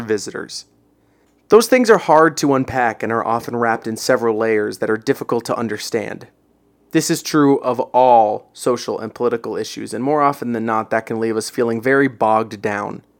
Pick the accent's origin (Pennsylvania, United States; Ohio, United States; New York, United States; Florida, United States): Florida, United States; Orlando; Orlando, my hometown